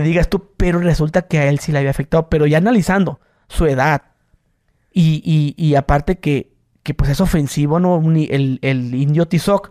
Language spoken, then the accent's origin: Spanish; Mexico; soy mexicano